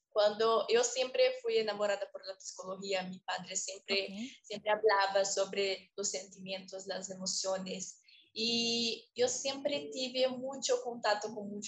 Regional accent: Sumaré, São Paulo, Brazil; Spanish is a second language; also born or lived in Campinas; interior del estado de São Paulo, que llamada Campinas, pero hoy en día moro en Sumaré. Yo considero que yo soy de Sumaré porque pasé mi infancia entera y hasta hoy día aquí

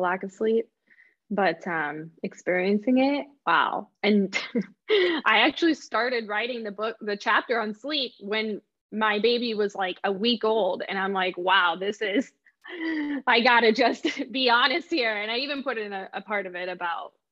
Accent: Midwest, United States; we moved back locally. Locally, I mean, like to my hometown

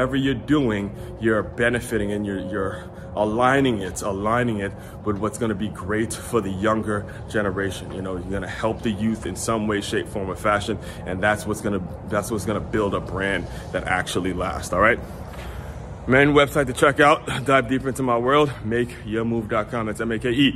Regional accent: Silver Spring, Maryland, United States; I grew up in Maryland

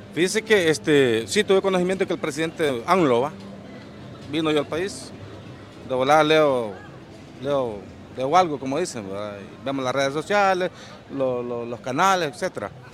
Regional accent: El Salvador

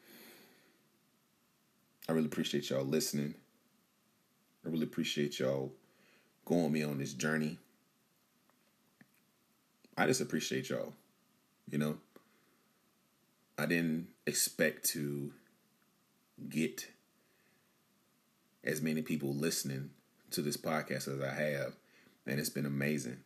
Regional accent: Bunn, North Carolina, United States; my hometown of Bun, North Carolina

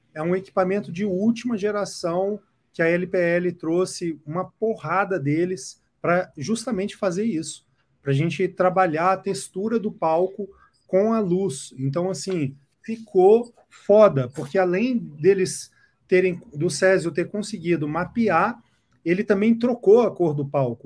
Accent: Brasília, Federal District, Brazil; now in São Paulo, Brazil; Eu que nasci em Brasília, cresci em Brasília

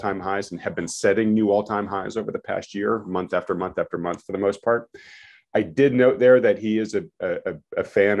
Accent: New England, United States; We're all from New England

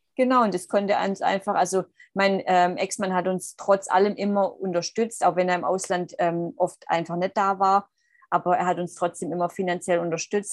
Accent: Swabia, Germany; moved away; ich komme aus dem Schwabenland.

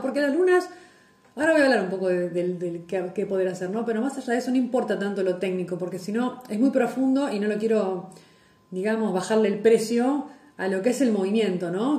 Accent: Lobos, Buenos Aires Province, Argentina; en mi pueblo, en Lobos

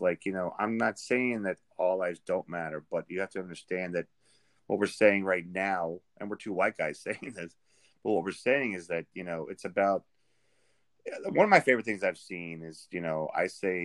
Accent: Richmond, Virginia, United States; also born or lived in Arlington, Virginia; I grew up in Richmond, you know, most of my life. I went to high school in all of Virginia

